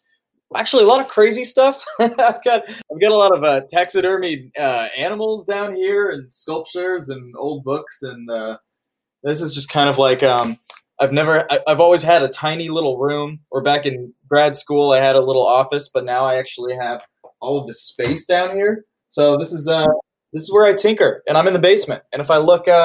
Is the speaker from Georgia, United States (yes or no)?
no; Indianapolis, Indiana, United States; also born or lived in Santa Fe, New Mexico; I was raised here in Indianapolis. I was born here and raised here